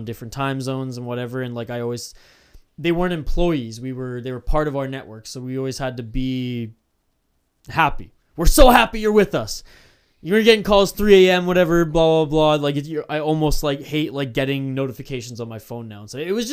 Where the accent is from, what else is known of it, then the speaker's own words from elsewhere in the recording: Canada; I'm Canadian